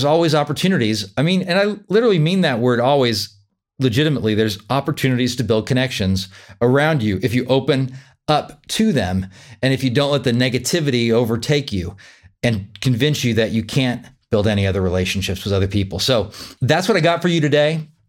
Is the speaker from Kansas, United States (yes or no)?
yes; Wichita, Kansas, United States; live locally here in my home state of Wichita, Kansas.